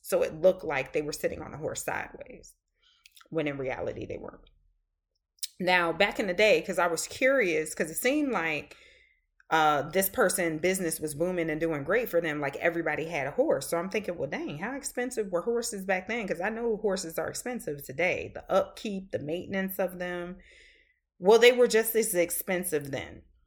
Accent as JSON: {"language": "English", "area": "the South", "region": "Southern United States", "country": "United States", "also_born_or_lived": "Boston", "accent": "Southern"}